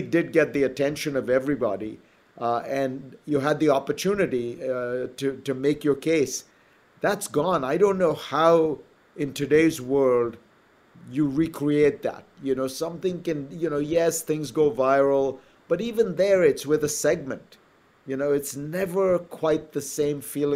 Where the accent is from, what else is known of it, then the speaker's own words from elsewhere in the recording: India; moved away as an adult; there were no kids' movies when I was growing up in India